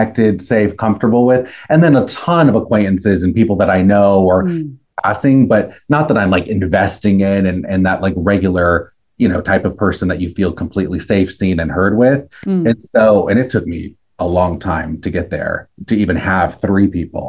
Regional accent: Los Angeles, California, United States; also born or lived in Orange County; I grew up in Los Angeles and Orange County, but I've been in LA pretty much my whole life

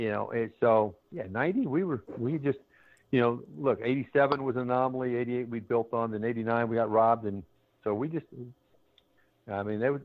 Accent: Georgia, United States; moved away; I grew up in Georgia

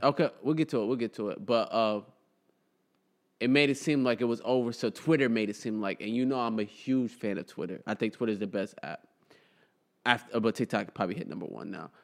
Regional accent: United States; I'm, I'm, was born here. I'm fully American, but my household was cultured as a Somalilander

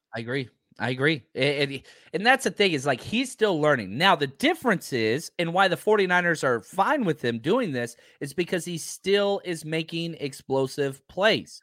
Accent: Texas, United States; I'm from Texas

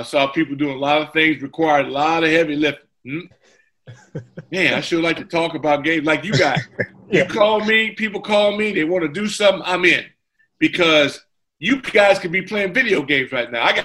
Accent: Santa Ana, California, United States; my hometown in Orange County, California, Santa Ana

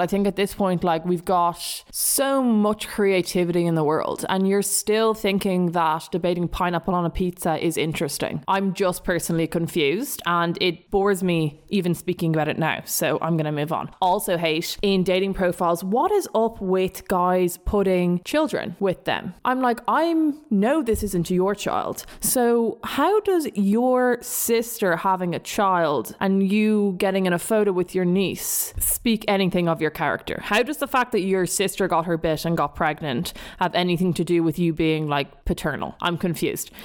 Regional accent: Dublin, Leinster, Ireland; accent: South Dublin; my South Dublin accent

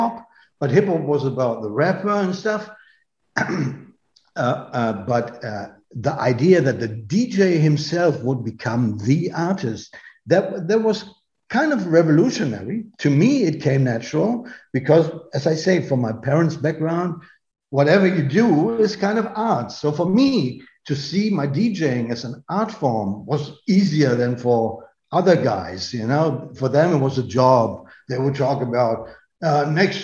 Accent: North Rhine-Westphalia, Germany; now in Berlin, Germany; I come from Westphalia

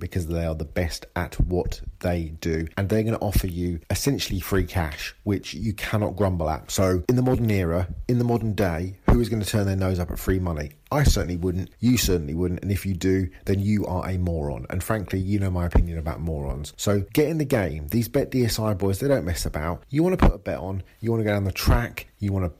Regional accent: England, United Kingdom; I'm English

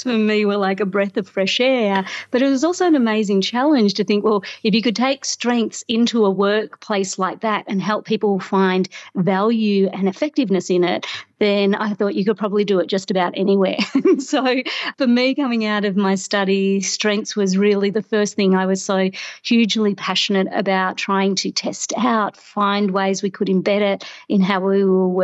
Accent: Australia; moved away as an adult; now in Toronto, Canada; growing up in Australia, I've been very spoiled of often having a beach not very far away

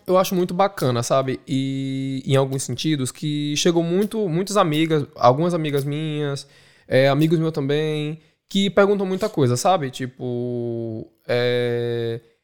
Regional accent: Recife, Pernambuco, Brazil; moved away as an adult; now in Dublin, Ireland; Beijo Recife, beijo Maria do Céu, de onde eu sou

